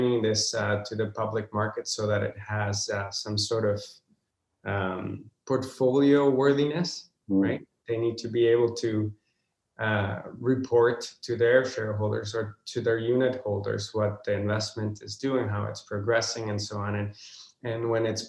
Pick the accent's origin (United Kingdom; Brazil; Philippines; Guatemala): Guatemala; moved away as an adult; now in Vancouver, Canada; I do miss my home country, Guatemala.